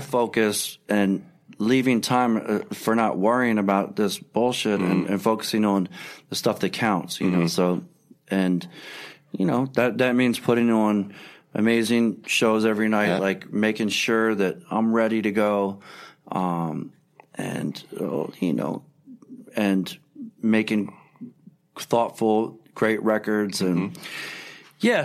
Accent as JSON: {"language": "English", "town": "Philadelphia", "region": "Pennsylvania", "country": "United States", "tie": "born or raised there", "said": "I grew up on Second and Pine"}